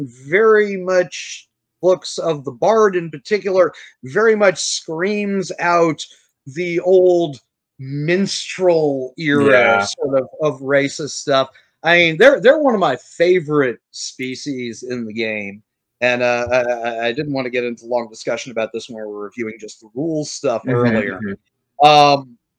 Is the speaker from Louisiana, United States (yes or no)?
yes; New Orleans, Louisiana, United States; I'm from New Orleans.